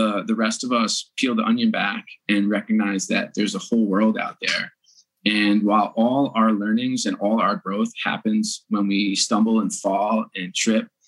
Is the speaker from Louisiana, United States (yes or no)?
no; New York, United States; moved away; I grew up on the East Coast in New York and grew up in an Irish Catholic family